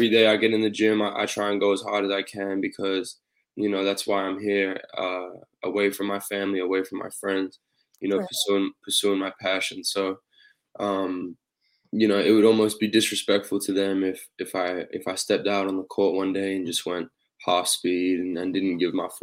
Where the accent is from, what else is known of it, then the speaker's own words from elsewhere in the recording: Australia; moved away; growing up in Australia, I always played basketball from a young age